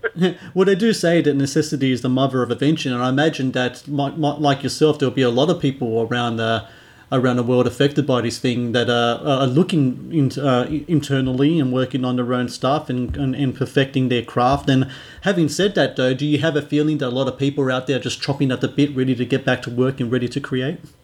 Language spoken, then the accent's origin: English; Australia; as a Aussie